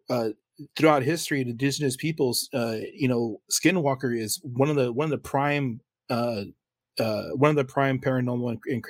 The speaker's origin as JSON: {"language": "English", "town": "San Antonio", "region": "Texas", "country": "United States", "tie": "born or raised there", "also_born_or_lived": "Poteet", "said": "You know, because I grew up in San Antonio and Poteet."}